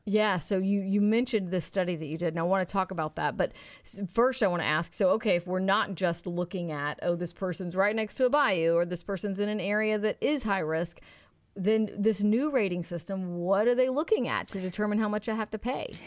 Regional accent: Houston, Texas, United States; growing up in Houston

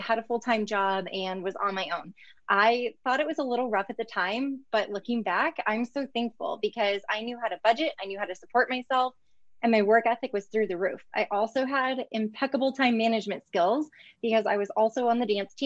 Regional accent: Northwest Indiana, United States; I grew up in Northwest Indiana.

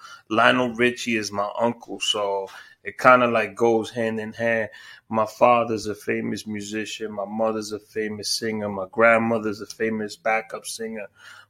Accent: New York City, New York, United States; I'm from Queens, Bayside Queens, the rough neighborhood of Bayside Queens.

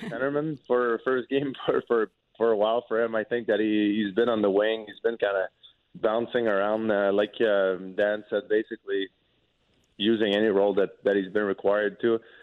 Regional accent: Quebec, Canada; first language French; English is a second language; moved away as an adult; also born or lived in Lewiston, Maine / St. Louis; growing up in Quebec from the city that I'm from, even though it's close to the United States, we never had to speak English.

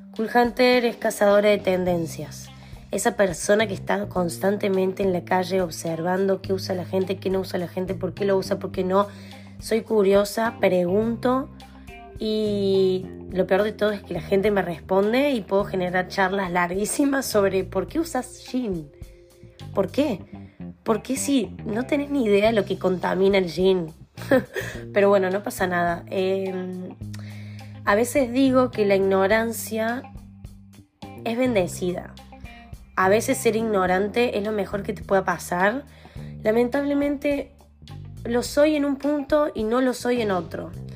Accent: Argentina; moved away; En este momento soy nómade, pero soy de Argentina. Me considero argentina al 100%

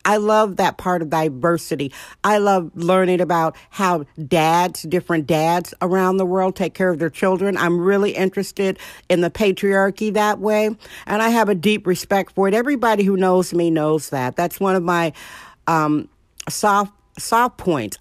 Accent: Milwaukee, Wisconsin, United States; now in San Francisco, United States; I'm originally from Milwaukee, Wisconsin.

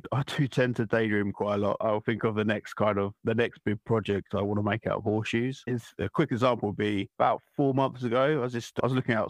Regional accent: Essex, East of England, United Kingdom; I'm from Essex in England, in the UK, and I do metal art

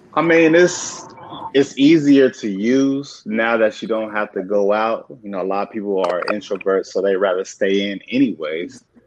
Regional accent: San Diego, California, United States; moved away; also born or lived in Virginia; I grew up in San Diego

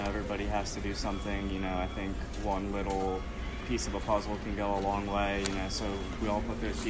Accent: Phoenixville, Pennsylvania, United States; moved away as an adult; now in Philadelphia, United States; So originally I'm from Phoenixville, Pennsylvania.

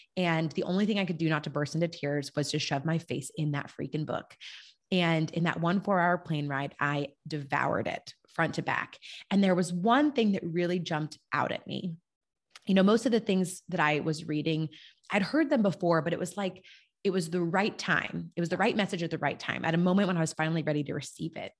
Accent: California, United States; moved away as an adult; also born or lived in Germany / Kentucky; I was a Californian living in Europe

